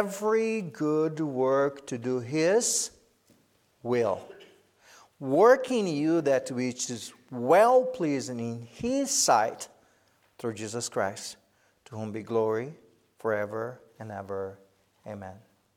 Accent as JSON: {"language": "English", "country": "Brazil", "also_born_or_lived": "United States", "second_language": "English", "moved": "as an adult", "said": "Sherry and I knew we had to go back to Brazil"}